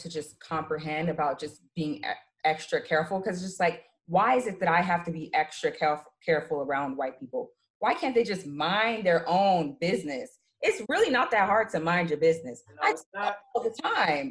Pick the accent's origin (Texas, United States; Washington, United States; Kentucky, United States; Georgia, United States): Georgia, United States; born or raised there; now in New York, United States